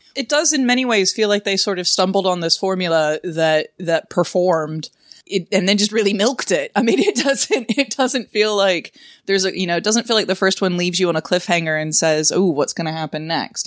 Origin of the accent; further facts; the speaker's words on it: the American South, United States; I grew up in the American South